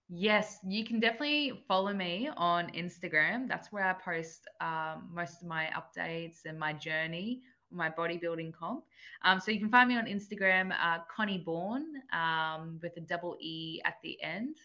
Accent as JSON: {"language": "English", "town": "Gold Coast", "region": "Queensland", "country": "Australia", "tie": "born or raised there", "also_born_or_lived": "New South Wales", "said": "I was born in New South Wales and then basically um, grew up on the Gold Coast for my whole life 22 years."}